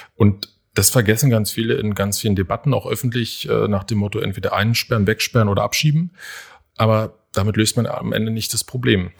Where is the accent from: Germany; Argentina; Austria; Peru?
Germany; Berlin; ich bin ein echter Berliner, auch ein echter Köpenicker